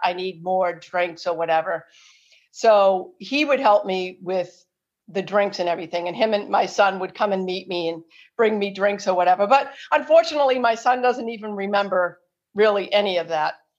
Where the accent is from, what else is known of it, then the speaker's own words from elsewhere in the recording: Marlborough, Massachusetts, United States; Marlboro, that, that's my hometown where I live